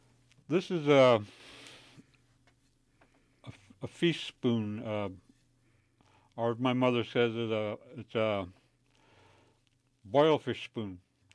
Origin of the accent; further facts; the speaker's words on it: Alaska, United States; I come from the Tlingit. People here know me as … And what I said was my Tlingit name, which is